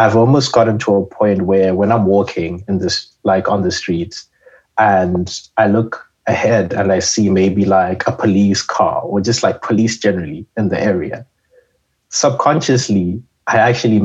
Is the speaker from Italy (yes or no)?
no; Zimbabwe; moved away as an adult; now in Canada; I am a student from Zimbabwe, and I am in chemical engineering.